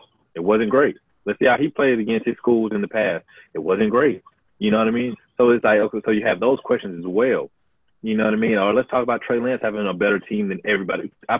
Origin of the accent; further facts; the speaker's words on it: Alabama, United States; I'm from Alabama